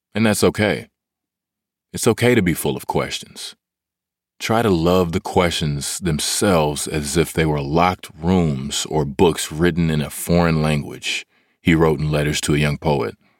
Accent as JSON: {"language": "English", "town": "Hutchins", "region": "Texas", "country": "United States", "said": "I am originally from Hutchins, Texas"}